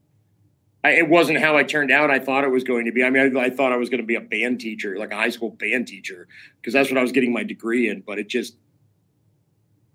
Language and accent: English; Schenectady, New York, United States; also born or lived in Potsdam, New York / Oneonta, New York; I was born in Schenectady, New York in 1975